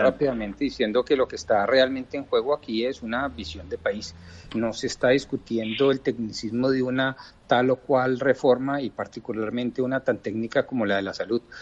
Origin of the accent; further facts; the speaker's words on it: Colombia; como colombianos